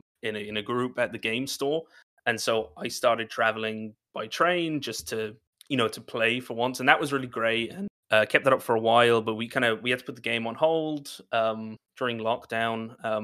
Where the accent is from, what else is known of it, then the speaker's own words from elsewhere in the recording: Ireland; I work in TTRPGs, like Brock said, writing, editing, streaming, DMing, and I'm from Ireland, but I don't really sound like it if there's any Irish listeners.